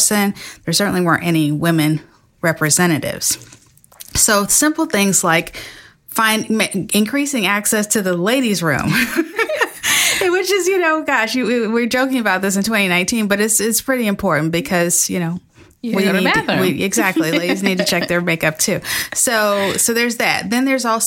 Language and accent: English; Florida, United States; moved away; my home state of Florida